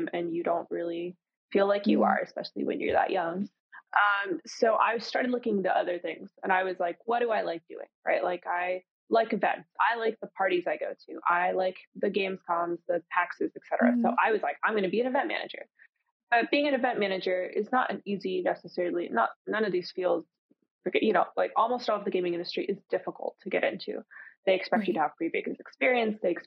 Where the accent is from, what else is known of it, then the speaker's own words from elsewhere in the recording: Florida, United States; I'm from Florida